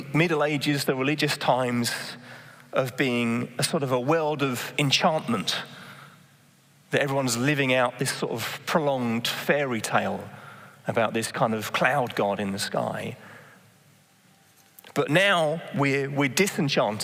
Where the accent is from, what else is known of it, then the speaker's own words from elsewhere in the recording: Bedford, East of England, United Kingdom; now in Amsterdam, Netherlands; I was born in Bedford in England